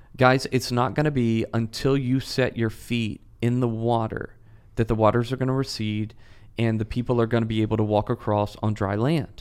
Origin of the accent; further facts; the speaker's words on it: Memphis, Tennessee, United States; moved away; I'm originally from Memphis